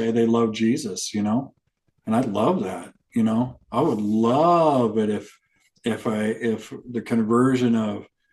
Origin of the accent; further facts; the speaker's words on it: Arizona, United States; I came from Arizona